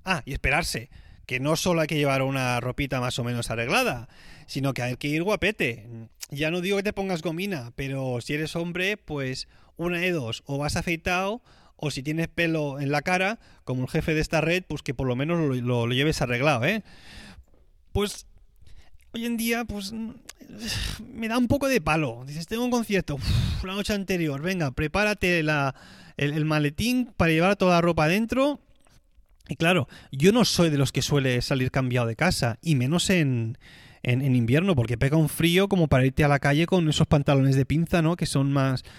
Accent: Tarragona, Catalonia, Spain; moved away as an adult; now in Switzerland; cuando estudiaba en el Conservatorio de Tarragona, mi ciudad eh, de donde soy oriundo

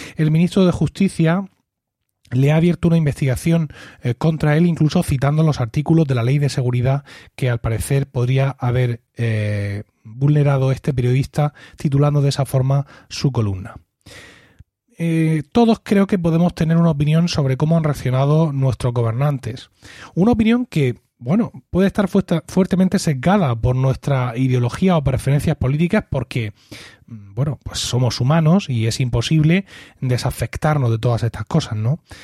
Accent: Spain; en mi país, en España

